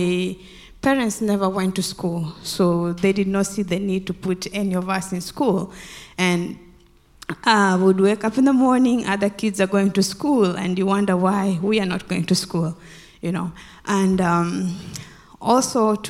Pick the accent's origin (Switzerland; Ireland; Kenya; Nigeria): Kenya; Western Kenya; moved away; I grew up in Kenya, in a village in Western Kenya.